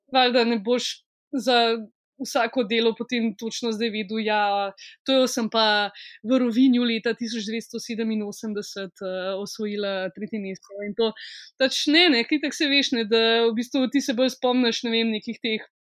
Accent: Ljubljana, Slovenia; jaz sem iz Šiške

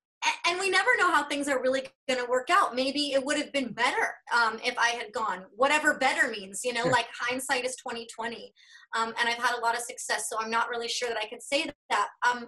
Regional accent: Denver, Colorado, United States; moved away as an adult; also born or lived in Los Angeles; now in Central Texas, United States; I spent, you know, my whole young life growing up in Denver.

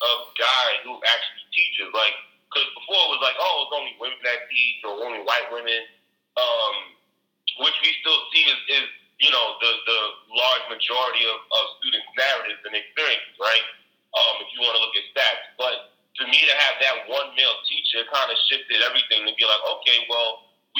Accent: New York City, New York, United States; I grew up born and raised in Brooklyn

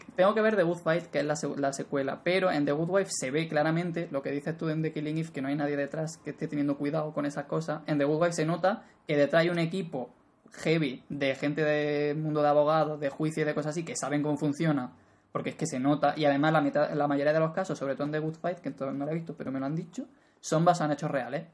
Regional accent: Spain; como español

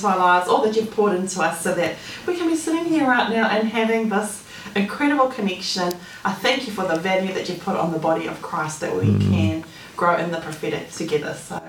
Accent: South Africa; now in New Zealand; Yeah, sounds like about the same time I came from South Africa. It's the same year, hey? 2007, so we got our same journey in New Zealand.

